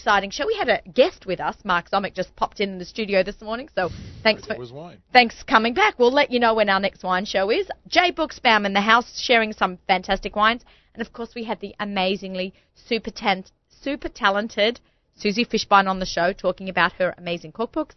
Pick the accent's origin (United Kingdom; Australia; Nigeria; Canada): Australia; I'm Australian.